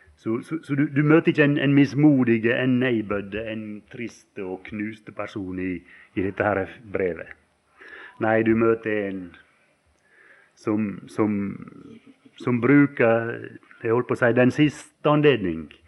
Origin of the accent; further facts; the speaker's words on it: Valdres, Innlandet, Norway; det var folk hjemme på Valdres